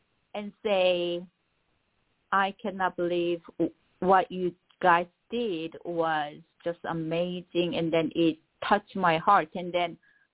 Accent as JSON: {"language": "English", "country": "South Korea", "first_language": "Korean", "second_language": "English", "moved": "yes", "lives_now": "Los Angeles, United States", "said": "I'm an immigrant. I came here. So my mother tongue is Korean"}